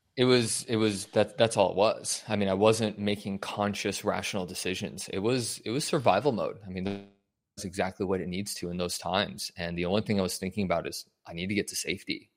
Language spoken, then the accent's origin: English; Denver, Colorado, United States; moved away as an adult; also born or lived in Wyoming / California; I was born and raised in Denver